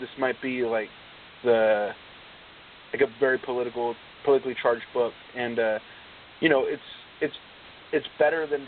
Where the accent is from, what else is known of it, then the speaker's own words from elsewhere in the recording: Northern California, United States; also born or lived in Stockton, California; growing up in Northern California, the amount of people that moved into where I live in more like the Valley from the Bay Area